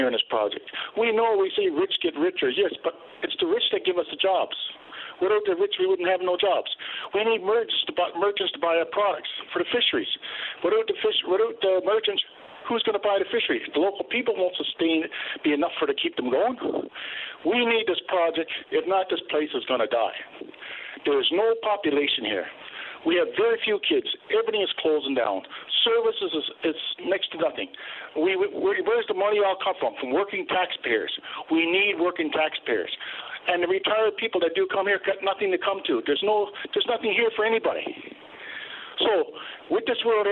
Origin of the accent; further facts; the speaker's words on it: Port au Port Peninsula, Newfoundland and Labrador, Canada; I'm from the Port Port Peninsula.